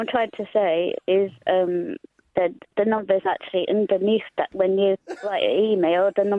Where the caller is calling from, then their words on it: Coventry, West Midlands, United Kingdom; Hiya, Cassie. No … from Coventry.